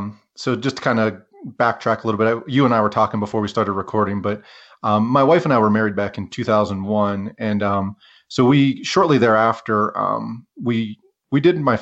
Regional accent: Pennsylvania, United States; now in Ogden, United States; And I grew up in Western Pennsylvania and somehow stumbled into this outdoors community.

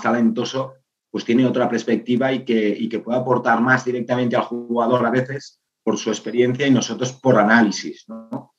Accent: Igualada, Catalonia, Spain; yo soy de Igualada

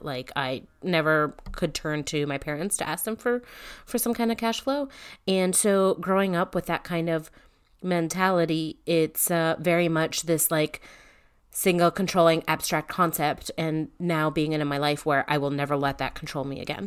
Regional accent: Northeast, United States; I'm from the Northeast

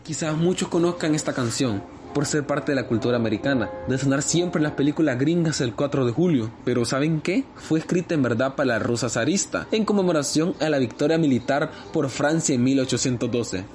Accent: El Salvador; mi identidad como salvadoreño

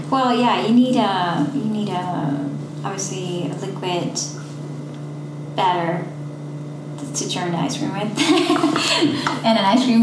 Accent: Netherlands; now in Nashville, United States; I'm from the Netherlands.

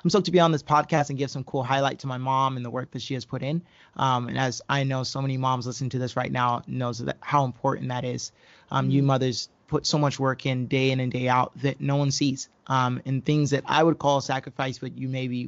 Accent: Haleiwa, Hawaii, United States; moved away as an adult; now in Oregon, United States; We grew up on the North Shore of Oahu in this town called Haleiwa

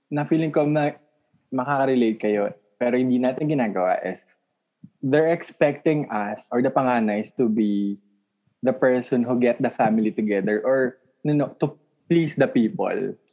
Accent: Manila, Metro Manila, Philippines; I'm from Manila.

